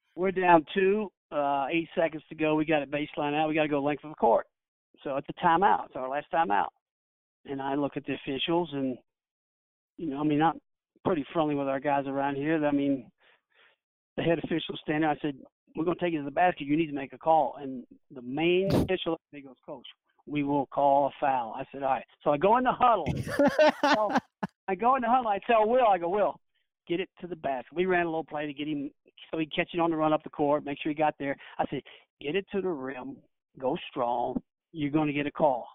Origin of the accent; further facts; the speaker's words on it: Kentucky, United States; now in Mouth of Wilson, United States; I'm from Kentucky